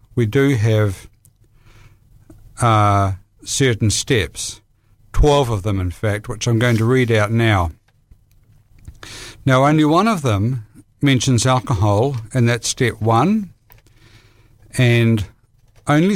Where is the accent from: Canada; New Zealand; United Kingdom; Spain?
New Zealand; Palmerston North, Manawatū-Whanganui; I was born in Palmerston North, and I grew up in a family which was loving